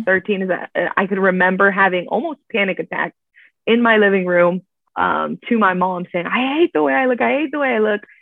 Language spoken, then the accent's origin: English; Miami, Florida, United States; moved away as an adult; now in Orlando, United States; I was born and raised in Miami, Florida, now living in Orlando